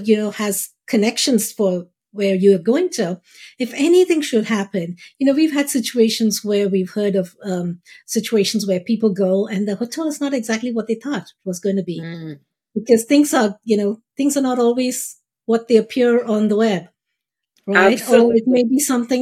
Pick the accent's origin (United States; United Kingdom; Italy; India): India; moved away; We grew up in India